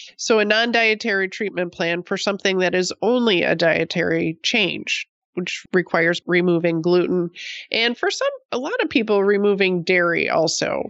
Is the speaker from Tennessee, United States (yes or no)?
no; Buffalo, New York, United States; moved away as an adult; also born or lived in Oregon; I grew up on the East Coast in Buffalo